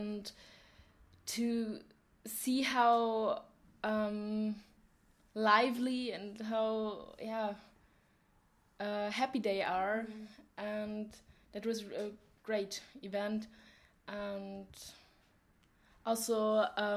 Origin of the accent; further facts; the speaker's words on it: Germany; English is a second language; moved away as an adult; now in Poland; I'm from Germany and I'm 19 years old.